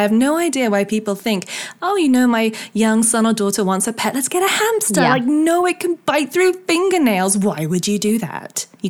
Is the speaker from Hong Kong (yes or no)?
yes; Hong Kong; where I grew up in Hong Kong, we had this big white wall in the garage area, which interlinked all of the houses. It was like a big expat community